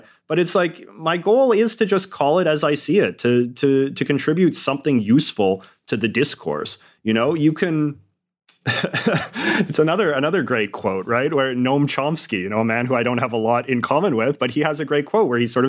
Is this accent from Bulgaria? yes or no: no; Western Canada, Canada; And I suppose maybe because I grew up in Western Canada and perhaps I was a little bit less indoctrinated with certain shibboleths of sort of Canadian nationalism and patriotism